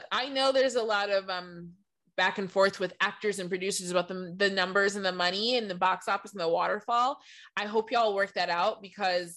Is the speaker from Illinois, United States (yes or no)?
no; Michigan, United States; now in Los Angeles, United States; I grew up in Michigan, and coming from LA to Michigan, you really see how small my town is